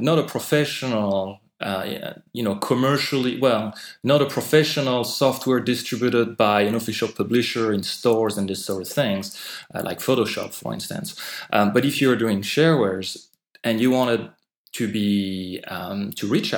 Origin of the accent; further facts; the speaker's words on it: France; accent: French; English is a second language; moved away; I'm actually French. I'm not sure how relevant that is, but I might explain some of my accent